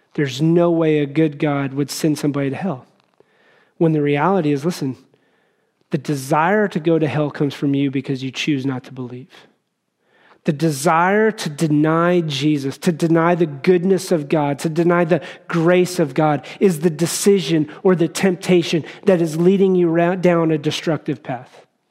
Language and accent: English; Wyoming, United States; as I grew up in Wyoming